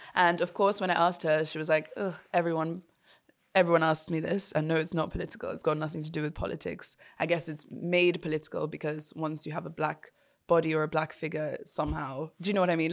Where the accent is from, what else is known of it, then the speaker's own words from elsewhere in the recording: Yoruba, Nigeria; me as an African, but more specifically as a Nigerian, and then even more specifically as a Yoruba person